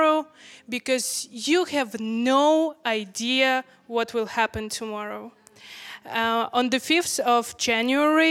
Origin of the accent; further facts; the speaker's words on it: Ukraine; I'm from Ukraine. A little background, I'm from Ukraine